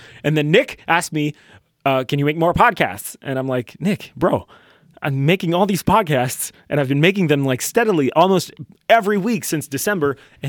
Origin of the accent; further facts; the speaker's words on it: Canada; First of all, I'm French Canadian, in case you didn't know that.